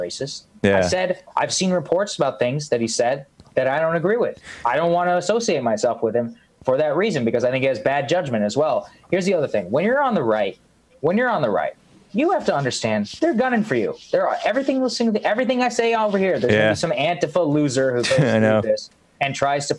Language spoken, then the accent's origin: English; United States; I'm proud to be an American